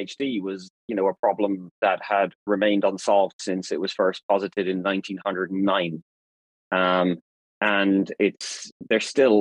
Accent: Ireland; moved away; also born or lived in Australia; I was born in Ireland, so I'm an Irish citizen, but I have a British parent

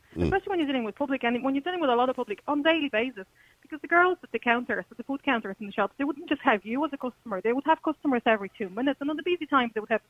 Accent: Poland; English is a second language; also born or lived in United Kingdom; Yes, in Poland the system is slightly different, but you do learn the language.

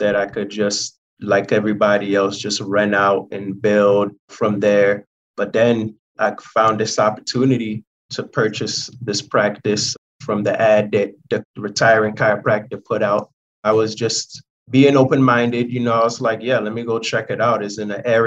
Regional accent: Philadelphia, Pennsylvania, United States; moved away as an adult; also born or lived in London / Chicago; Moved out to the States when I was 6 years old, and we basically lived within the Philadelphia area ever since. Grew up in the Philadelphia area

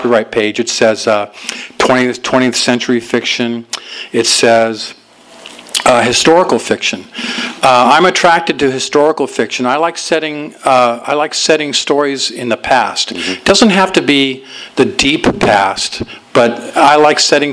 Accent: Los Angeles, California, United States; also born or lived in Alhambra, California; I was born in Alhambra, and we lived there for a while, and then we moved out to my folks moved to Van Nuys after

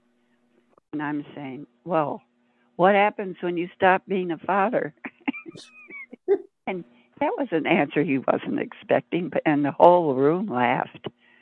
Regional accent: St. Louis, Missouri, United States; moved away; I was born in St. Louis, Missouri, which is supposed to be the most humid area in existence. But since I grew up in it

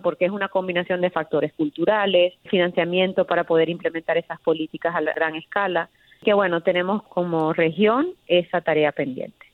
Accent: Venezuela; now in United States; yo soy venezolana americana

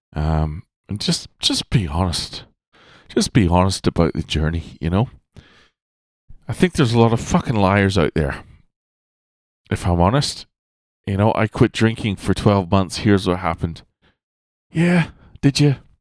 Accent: Ireland; I was born in Ireland in the northern hemisphere

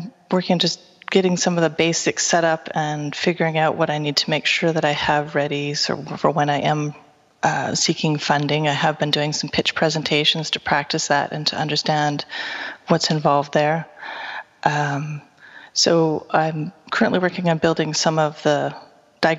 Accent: Seattle, Washington, United States; moved away as an adult; now in Vancouver, Canada; I'm originally from Seattle

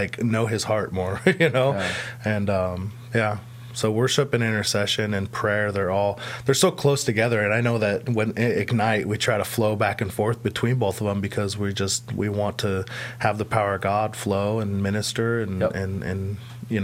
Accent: Idaho, United States; I'm from Idaho

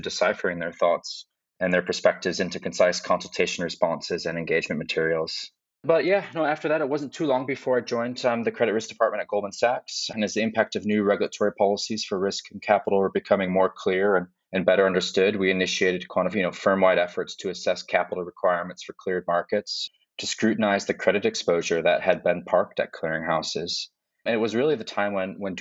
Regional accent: Chicago, Illinois, United States; My more relevant experience starts in my hometown of Chicago at the CME

